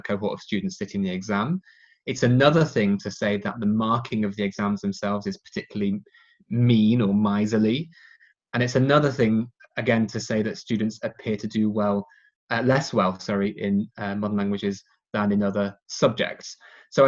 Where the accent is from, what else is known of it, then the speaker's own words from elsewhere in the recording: England, United Kingdom; my hometown in England